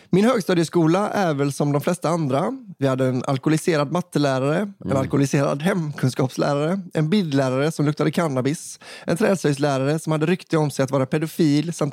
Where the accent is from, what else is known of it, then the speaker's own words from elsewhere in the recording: Stockholm County, Sweden; Här kommer en liten historia från min hemort. Historien jag ska berätta utspelar sig under tidigt 00-tal när jag gick på högstadiet. Jag är uppvuxen i en förort söder om Stockholm.